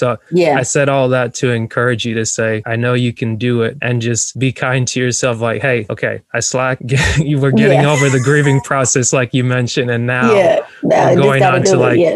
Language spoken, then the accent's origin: English; North Georgia, United States; I like grew up in North Georgia